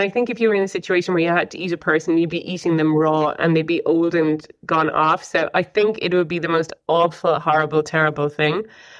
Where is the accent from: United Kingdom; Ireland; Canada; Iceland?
Ireland; because I'm Irish.